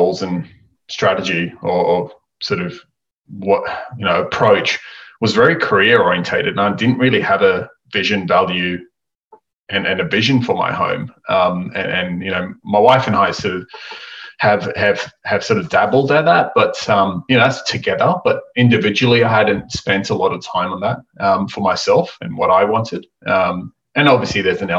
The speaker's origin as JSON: {"language": "English", "country": "Australia", "accent": "Aussie", "said": "my Aussie accent"}